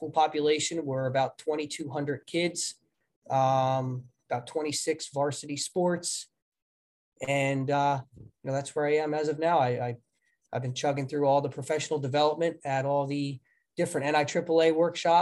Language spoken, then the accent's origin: English; New Jersey, United States; moved away as an adult; now in Delaware, United States; I grew up in New Jersey. I graduated from Southern Regional High School in 1999. Moved on from New Jersey to a little school in Delaware